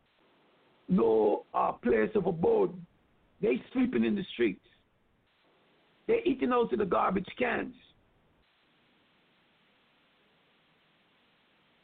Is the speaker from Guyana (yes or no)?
yes; Guyana; moved away; as a child growing up in Guyana